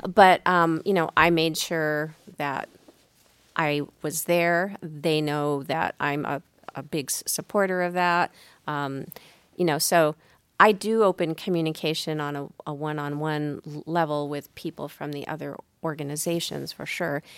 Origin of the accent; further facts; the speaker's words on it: San Diego, California, United States; moved away; also born or lived in Arizona; I'm originally from San Diego, so I was a Padres fan